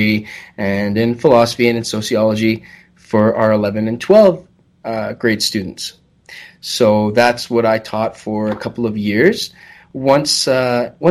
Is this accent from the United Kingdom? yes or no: no; Chatham, Ontario, Canada; also born or lived in Ottawa, Canada / Owen Sound, Canada; I'm originally from Chatham, Kent. I grew up in a very small town, maybe about 5,000-6,000 people.